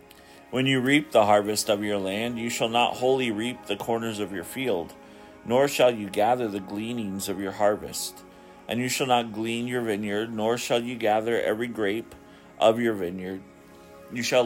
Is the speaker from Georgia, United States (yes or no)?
no; Ketchikan, Alaska, United States; my hometown of Ketchikan, Alaska